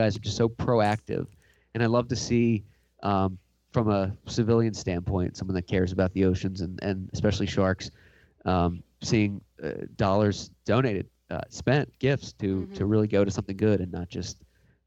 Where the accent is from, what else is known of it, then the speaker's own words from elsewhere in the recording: New Jersey, United States; now in California, United States; we're from the East Coast, so we call it down the shore. That's the beach.